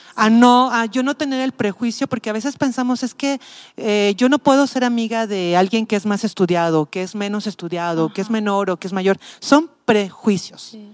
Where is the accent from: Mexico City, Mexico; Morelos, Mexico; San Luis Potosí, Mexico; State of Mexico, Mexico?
Mexico City, Mexico; moved away as an adult; now in Tepic, Mexico; yo soy de la Ciudad de México, ya tengo 18 años viviendo aquí.